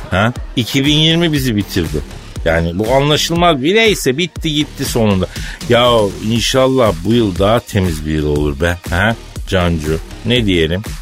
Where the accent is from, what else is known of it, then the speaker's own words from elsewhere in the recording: Elazığ, Elazığ Province, Turkey; born there; Elazığ doğumluyum abi ben.